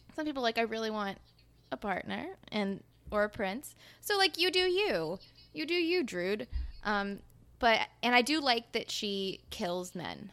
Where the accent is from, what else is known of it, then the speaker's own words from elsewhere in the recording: the South, United States; I'm from the South, and we sell chicken feet in our gas stations